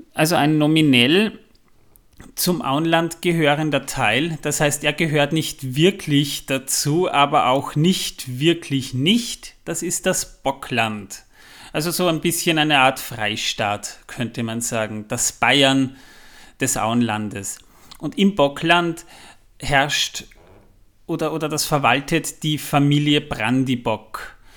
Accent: Waldviertel, Lower Austria, Austria; ich komme aus dem Waldviertel

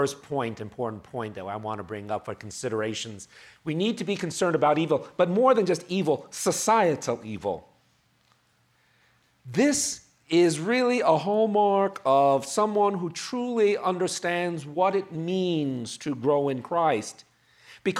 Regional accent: New York, United States; I'm from New York

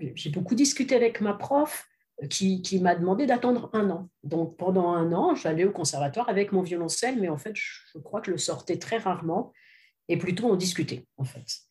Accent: western France, France; also born or lived in Lyon; J'ai fait, fait mes études au conservatoire donc dans l'ouest de la France, puisque je suis française

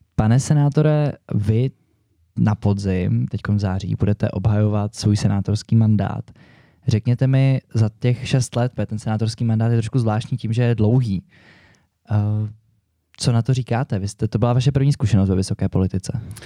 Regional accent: Prague, Czechia; Já jsem tady kluk z Prahy, bydlím celý život ve městě

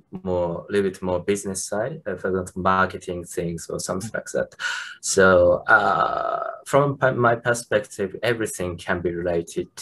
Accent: Japan; from Japan

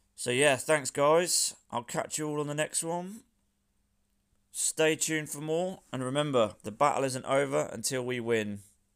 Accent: Northampton, East Midlands, United Kingdom; I'm from Northampton in England

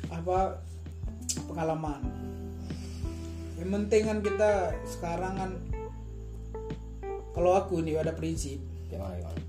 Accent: Aceh, Indonesia; lah kalau di kampungku kalau di Aceh sana ini ada Aceh ya kan kalau aku di Aceh rata-rata memang anak-anak ah, kuliah tamat kuliah yang kerjaan gak jelas

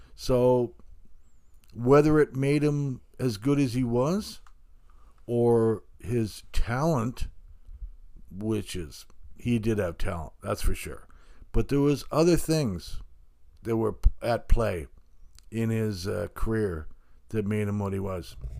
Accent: Hamilton, Ontario, Canada; I grew up in Hamilton

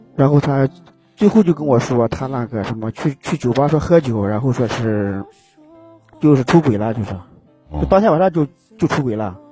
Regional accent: Gansu, China; now in Xi'an, China; 我家是甘肃的，甘肃的

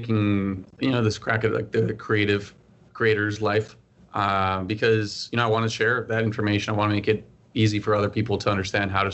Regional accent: Bolivia; moved away as an adult; also born or lived in Maryland, United States; now in United States; I'm originally from Bolivia, born and raised there. I lived there for 18 years before moving to the U.S. for college.

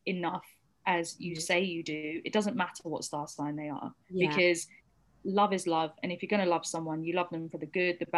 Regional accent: United Kingdom; I also have been born and raised in this country and I'm British.

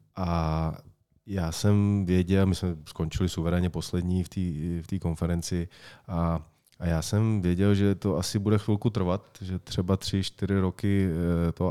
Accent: Czechia; já jsem vždycky byl hrdý na to, že jsem Čech a jsem hrdý na to, že jsem Čech

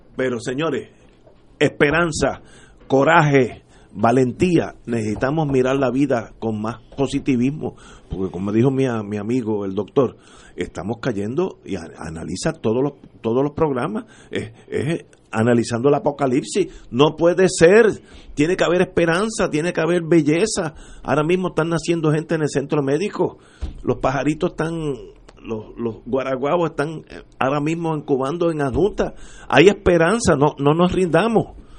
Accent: Puerto Rico; como puertorriqueño

